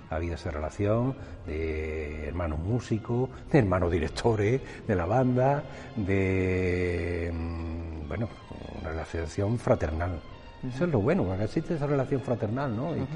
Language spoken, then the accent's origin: Spanish; Seville, Andalusia, Spain; now in Heliópolis, Spain; la primera vez que yo salí de Nazareno, mi madre me vistió de nazareno muy temprano. Ya no vivíamos aquí en, Triana, y ya vivíamos en Heliópolis.